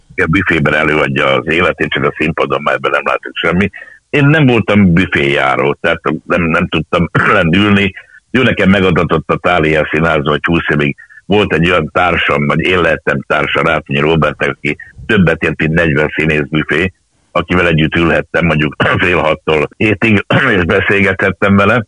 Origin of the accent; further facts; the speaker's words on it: Budapest, Hungary; Angyalföldön születtem, és ott a Margit templomba jártunk, akkor elköltöztünk akkor a Rózsák terére.